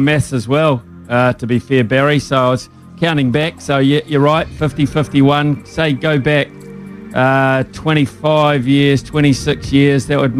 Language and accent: English; Palmerston North, Manawatū-Whanganui, New Zealand; moved away; I'm an ex-Palmy.